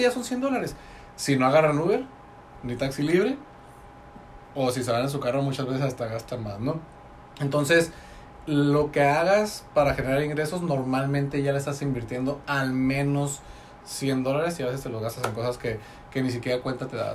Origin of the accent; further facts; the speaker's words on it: Tecate, Baja California, Mexico; moved away; yo soy de Tecate